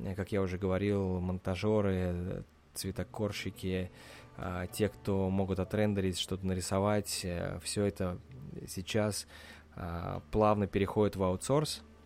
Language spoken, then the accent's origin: Russian; Russia; now in United States; я из России